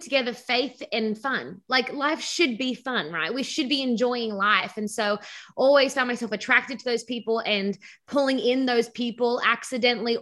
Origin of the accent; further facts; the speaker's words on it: Sydney, New South Wales, Australia; accent: Australian; moved away as an adult; now in Southern California, United States; I was born in Australia and grew up in Sydney, Australia as a pastor's kid